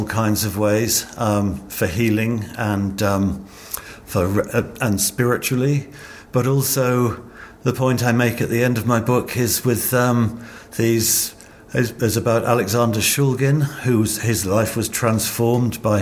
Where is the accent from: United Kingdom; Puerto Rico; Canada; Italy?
United Kingdom; growing up in British youth culture